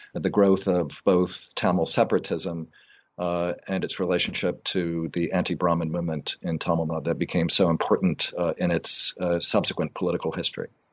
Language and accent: English; outside of New Haven, Connecticut, United States; also born or lived in Tambaram, India; I grew up in Connecticut, outside of New Haven